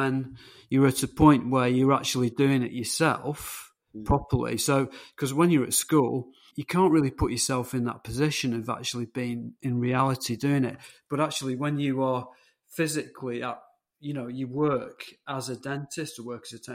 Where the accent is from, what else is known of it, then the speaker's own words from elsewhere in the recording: England, United Kingdom; they actually came back to England, and I could have been American. I was conceived in Chicago